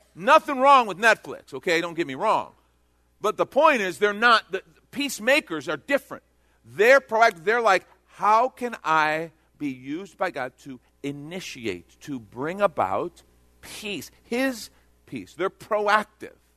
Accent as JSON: {"language": "English", "region": "Texas", "country": "United States", "said": "I'm from Texas"}